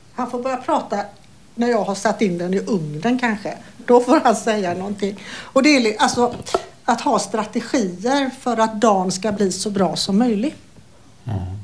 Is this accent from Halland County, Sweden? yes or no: yes; Falkenberg, Halland County, Sweden; also born or lived in Gothenburg, Sweden; now in Falkenberg, Sweden; jag kommer ursprungligen från Falkenberg